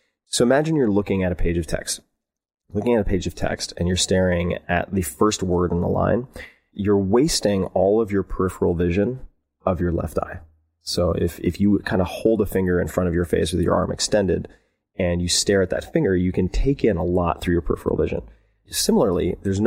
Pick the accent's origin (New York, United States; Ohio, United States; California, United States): New York, United States; Long Island; I was raised on Long Island